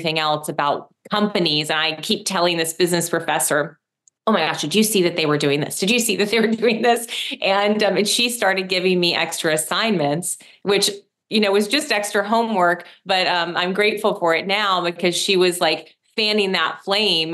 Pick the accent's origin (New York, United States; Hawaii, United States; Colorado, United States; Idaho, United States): New York, United States; Rochester; I'm from upstate New York, Rochester. I grew up in like a blue collar town